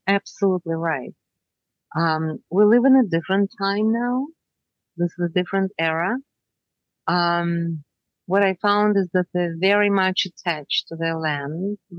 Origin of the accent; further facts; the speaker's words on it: Canada; I would tell them. I would tell them that I'm from Canada.